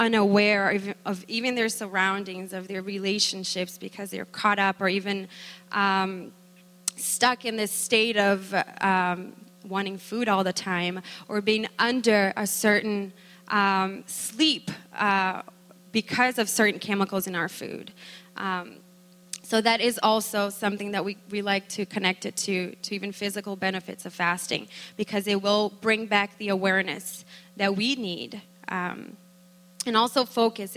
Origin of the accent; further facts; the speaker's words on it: Brazil; moved away; we are from Brazil originally